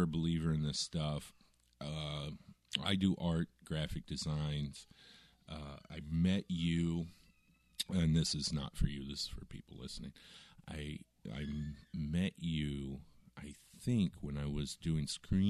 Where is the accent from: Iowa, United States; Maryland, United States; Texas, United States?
Iowa, United States; Southwest; I grew up in Iowa, Southwest